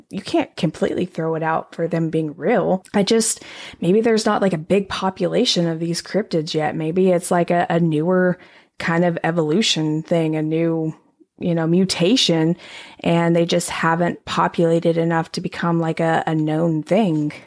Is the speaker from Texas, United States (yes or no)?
yes; Texas, United States; I'm from Texas